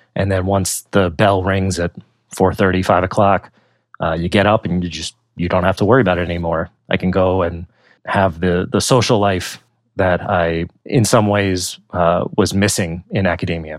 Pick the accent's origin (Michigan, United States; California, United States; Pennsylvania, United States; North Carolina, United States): Pennsylvania, United States; moved away as an adult; also born or lived in Virginia / New Jersey / San Diego / New York; I grew up in Pennsylvania